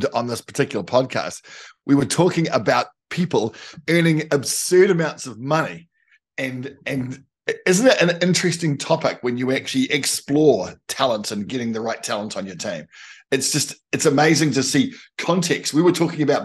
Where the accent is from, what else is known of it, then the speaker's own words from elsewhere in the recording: New Zealand; as a Kiwi